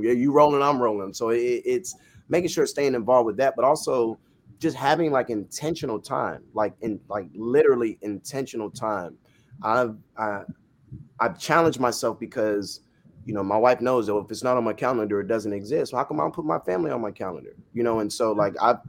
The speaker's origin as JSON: {"language": "English", "region": "Florida", "country": "United States", "tie": "born or raised there", "said": "I'm Jamaican by blood, Floridian by birth, and Jamaican parents"}